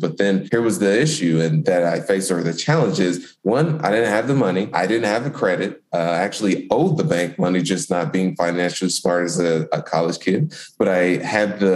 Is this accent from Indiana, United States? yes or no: yes; Indianapolis, Indiana, United States; born and raised in Indianapolis, Indiana